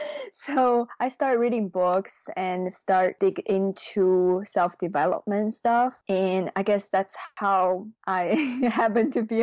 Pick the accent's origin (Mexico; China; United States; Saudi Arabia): China; My mom becomes an entrepreneur. And, you know, at that time, it's kind of a new thing in China.